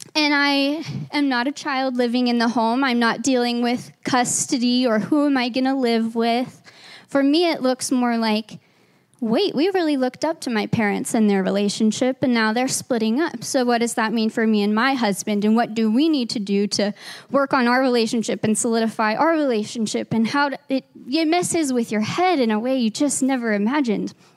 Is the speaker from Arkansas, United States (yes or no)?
yes; Arkansas, United States; moved away as an adult; now in Grand Junction, United States; we are not originally from Grand Junction, we're transplants from Arkansas